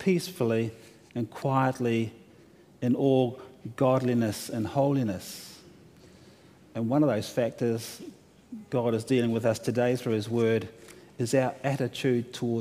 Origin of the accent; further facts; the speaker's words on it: New Zealand; now in Australia; I'm from New Zealand